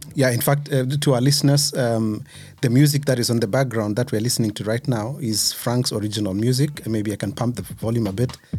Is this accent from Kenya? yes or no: yes; Kenya; now in Germany; which is not so far from where I was born